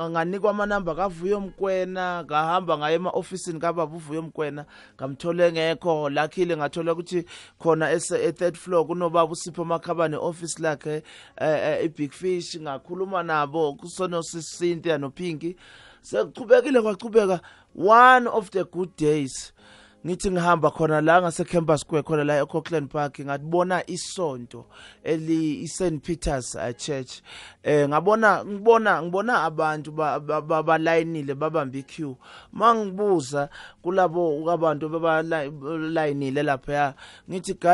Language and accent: Zulu; Eswatini; moved away as an adult; also born or lived in Barberton / Johannesburg; so nami i got the opportunity yokuthi ngikhulele eSwatini